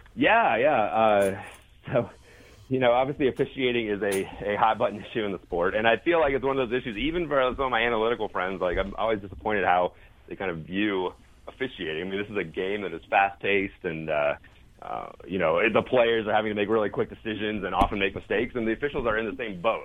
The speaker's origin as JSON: {"language": "English", "region": "East Coast", "country": "United States", "tie": "born or raised there", "moved": "as an adult", "lives_now": "Salt Lake City, United States", "said": "I grew up on the East Coast, but uh, been out west basically my whole uh, adult life"}